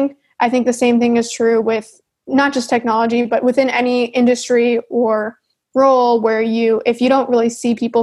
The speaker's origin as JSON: {"language": "English", "country": "Canada", "said": "I'm Canadian"}